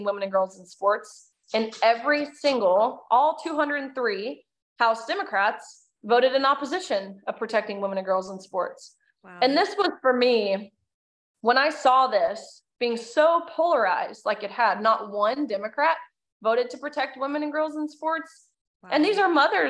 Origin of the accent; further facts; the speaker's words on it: Tennessee, United States; I'm from Tennessee